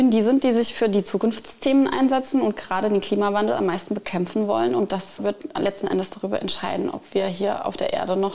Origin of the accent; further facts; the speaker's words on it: Wolfersheim, Saarland, Germany; Also für mich persönlich ist es am schönsten in meinem Heimatort Wolfersheim.